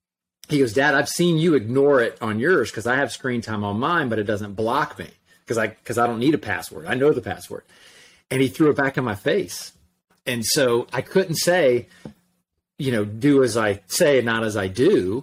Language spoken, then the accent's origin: English; Orlando, Florida, United States; from Orlando. Who in the world would want to read a book that I wrote?